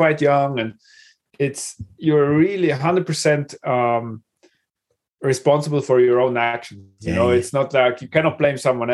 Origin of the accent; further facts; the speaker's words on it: Kandersteg, Bern, Switzerland; I grew up exactly in the place I still live again. It's Kandersteg. It's in Switzerland